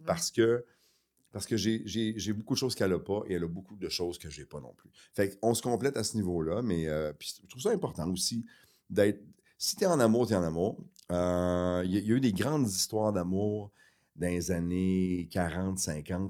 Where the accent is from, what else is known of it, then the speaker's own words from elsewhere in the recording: Quebec City, Quebec, Canada; also born or lived in Chicoutimi; On a grandi à Québec.